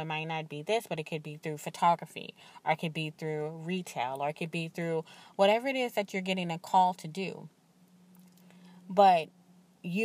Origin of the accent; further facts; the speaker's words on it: the South, United States; I'm from the South